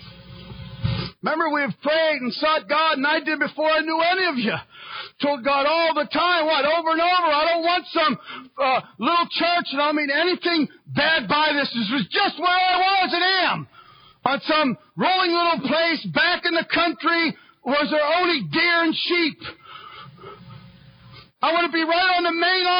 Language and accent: English; United States; I am a Christian, and I am an American